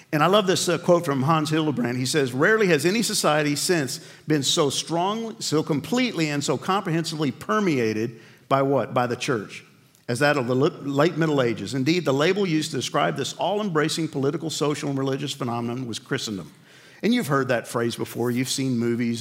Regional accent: New York, United States; I grew up in New York

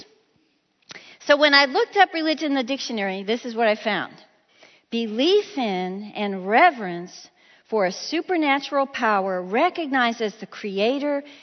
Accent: Illinois, United States; moved away as an adult; I was from Illinois

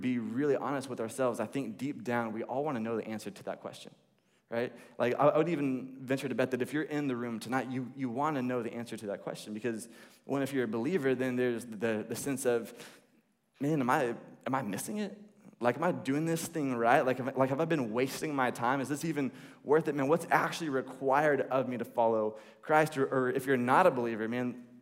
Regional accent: the Bible Belt, the South, United States; I grew up here in the Bible Belt

